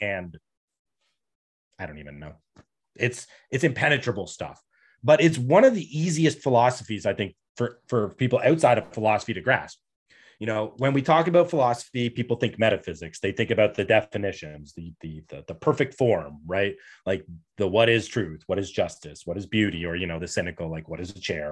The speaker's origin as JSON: {"language": "English", "country": "Canada", "said": "I come from Canada"}